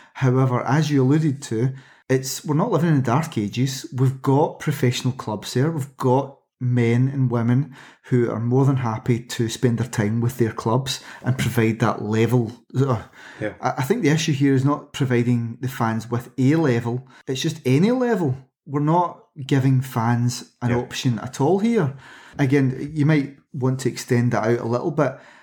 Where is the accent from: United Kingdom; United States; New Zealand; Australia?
United Kingdom; as a British sports fan